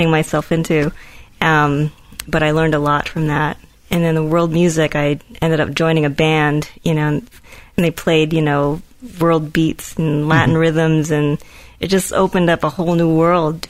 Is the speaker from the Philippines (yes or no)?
yes; Philippines; now in United States; I was born in the Philippines and I moved to the U.S.